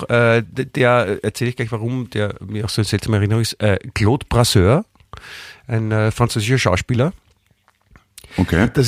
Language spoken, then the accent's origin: German; Stuttgart, Baden-Württemberg, Germany; born there; ich komme ja, ich, also ich bin ja in Stuttgart geboren und Fischer hat auch äh, in Stuttgart und äh, Umgebung gewirkt